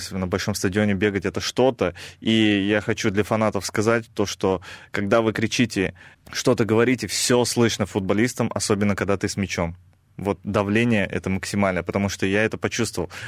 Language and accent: Russian; Kazakhstan; А, у меня там своя команда под названием Нур-Султан, а, где играют в основном как раз казахи. Я сам казах